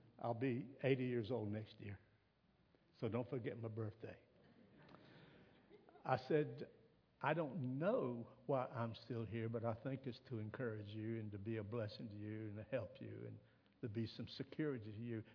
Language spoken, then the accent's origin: English; South Carolina, United States; also born or lived in Virginia; I'm from South Carolina